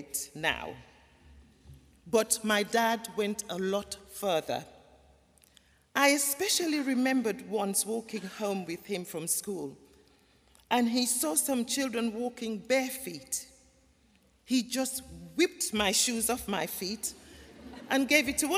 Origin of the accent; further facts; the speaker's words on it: Gambia; moved away; also born or lived in London; I was born in the Gambia in West Africa, a small country